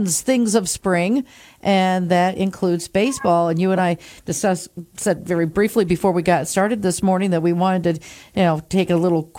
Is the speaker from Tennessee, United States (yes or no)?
no; Binghamton, New York, United States; came back to my hometown of Binghamton